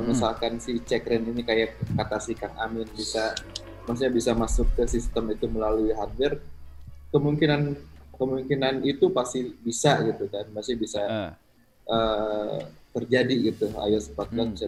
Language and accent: Indonesian; Tasikmalaya, West Java, Indonesia; saya asal saya dari Tasik